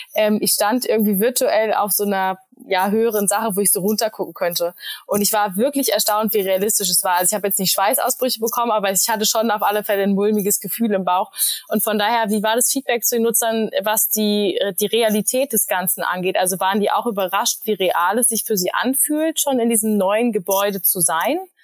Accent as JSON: {"language": "German", "region": "Berlin", "country": "Germany", "tie": "born or raised there", "said": "Berlin meine Heimat ist"}